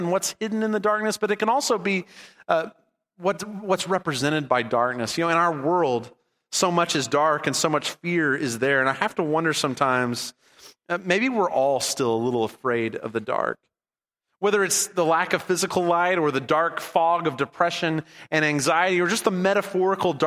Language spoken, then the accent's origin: English; California, United States; We grew up in California for a lot of my growing up years